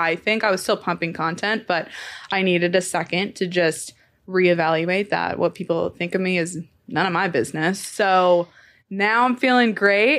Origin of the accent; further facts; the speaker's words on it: Temecula, California, United States; I'm from Temecula, California